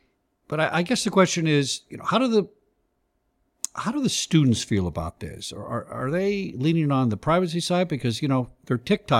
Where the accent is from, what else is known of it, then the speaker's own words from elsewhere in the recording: California, United States; You know, I came from California, and of course, California has one of the leading privacy laws out there